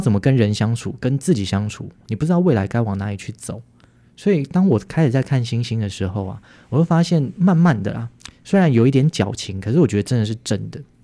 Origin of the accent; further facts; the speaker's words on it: Taipei, Taiwan; moved away as an adult; now in Hualien, Taiwan; 我在台北长大，然后到花莲也十多年，大概十五年了